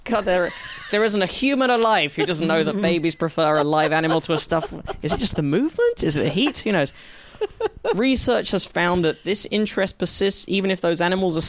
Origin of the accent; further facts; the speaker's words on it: United Kingdom; I grew up in Britain